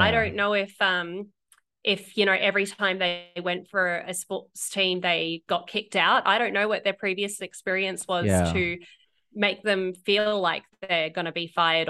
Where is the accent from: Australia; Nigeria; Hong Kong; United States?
Australia; moved away; As an Aussie